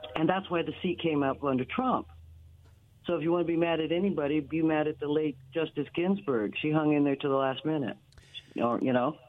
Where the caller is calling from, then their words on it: Pasco, Washington, United States; I'm calling from Pasco